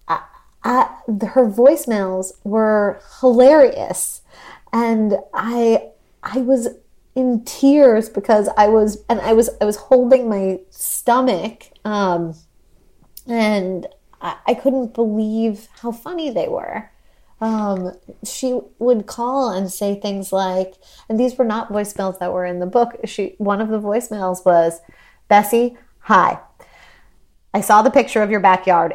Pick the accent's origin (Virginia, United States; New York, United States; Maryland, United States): New York, United States; I grew up in New York